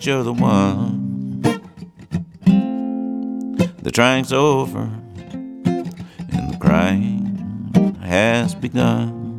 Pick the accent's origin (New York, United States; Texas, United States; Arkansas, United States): New York, United States; Ithaca; born there; and I was born in Ithaca